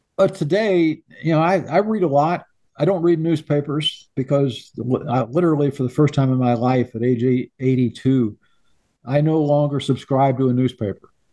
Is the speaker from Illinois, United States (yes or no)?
yes; Illinois, United States; moved away as an adult; My wife and I left Illinois in 1965.